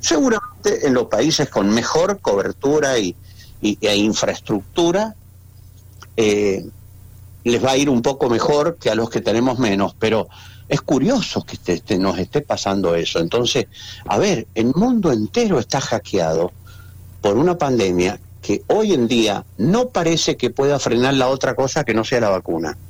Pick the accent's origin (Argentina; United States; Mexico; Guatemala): Argentina